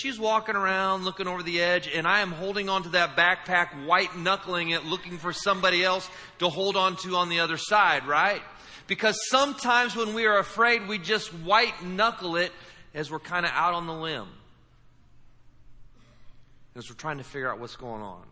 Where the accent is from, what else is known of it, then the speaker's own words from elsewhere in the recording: Indiana, United States; I'm from Indiana.